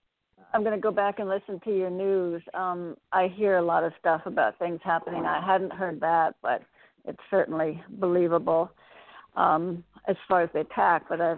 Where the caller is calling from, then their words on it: Connecticut, United States; in Connecticut.